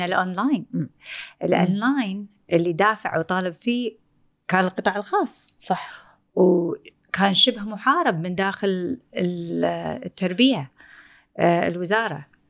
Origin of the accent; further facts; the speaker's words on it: Kuwait; احنا بالكويت